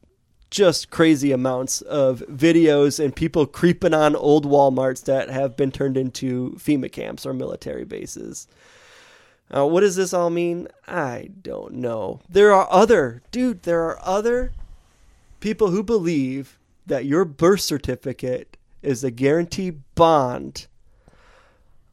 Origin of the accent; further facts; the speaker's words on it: United States; from the United States